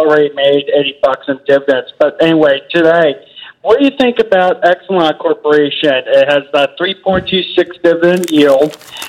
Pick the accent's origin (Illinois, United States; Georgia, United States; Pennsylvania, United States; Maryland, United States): Pennsylvania, United States; 18-year-old investor here from your neck of the woods at Winmore.